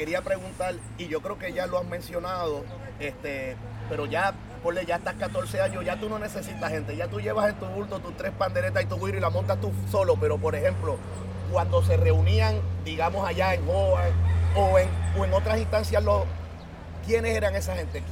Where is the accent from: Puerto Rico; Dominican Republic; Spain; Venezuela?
Puerto Rico; San Juan; soy plenero y soy de Santurce.